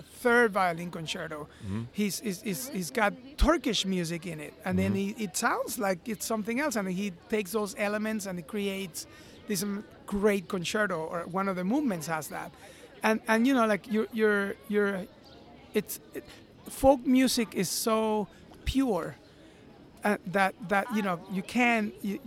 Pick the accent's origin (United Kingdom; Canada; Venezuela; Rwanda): Venezuela; moved away as an adult; also born or lived in New York; I come from Venezuela, and I came to New York to study classical violin.